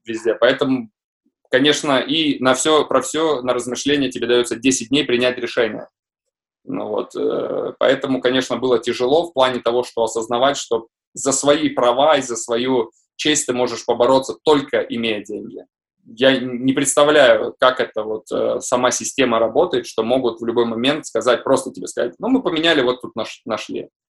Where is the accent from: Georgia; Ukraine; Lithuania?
Lithuania; Visaginas, Utena County; also born or lived in Russia; хоть я и родился в России, но я считаю, себя считаю э, литовцем